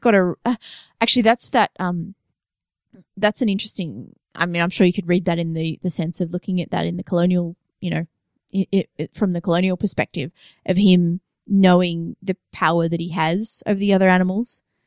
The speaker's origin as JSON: {"language": "English", "country": "Australia", "tie": "born or raised there", "said": "I'm Australian"}